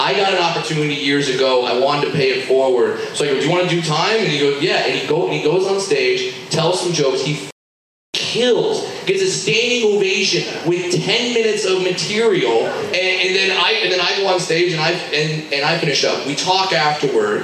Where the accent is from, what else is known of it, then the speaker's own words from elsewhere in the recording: Southern California, United States; I grew up in Southern California. I worked at Disneyland